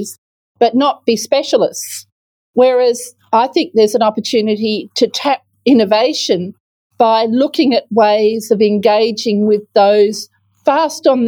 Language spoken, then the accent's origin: English; Western Australia, Australia; my home state is not at the leading edge of public procurement management